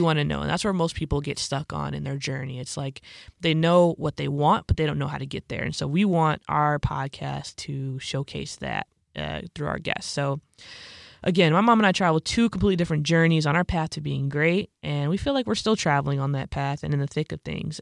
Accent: Bolingbrook, Illinois, United States; I was born and raised in Bolingbrook, Illinois, which is where my parents live currently. It's like a southwest suburb of Chicago

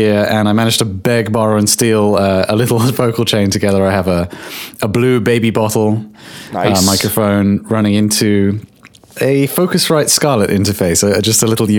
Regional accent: England, United Kingdom; I should add, I'm from England.

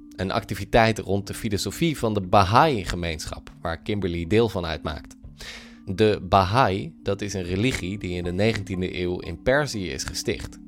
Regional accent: Netherlands; wij hebben als Nederlanders natuurlijk eh, een samenleving die heel pluriform is

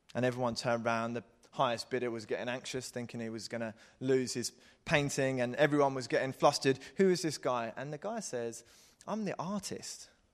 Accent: Croydon, London, United Kingdom; I am English, I am from Croydon.

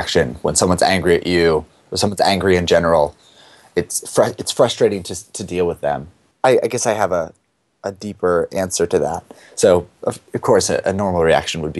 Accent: East Coast, United States; I grew up on the East Coast

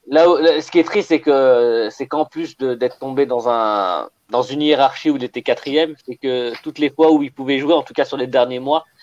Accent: Algeria; quand on est algérien, africain

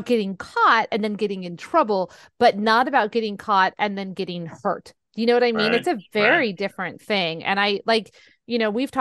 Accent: San Jose, California, United States; now in Fresno, United States; San Jose, where my hometown

